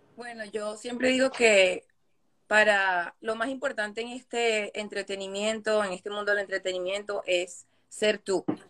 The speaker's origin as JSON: {"language": "Spanish", "region": "New York", "country": "United States", "tie": "born or raised there", "also_born_or_lived": "Caracas, Venezuela", "lives_now": "Jersey City, United States", "said": "nací en Caracas, Venezuela pero me crié más acá en, Brooklyn con mi abuela"}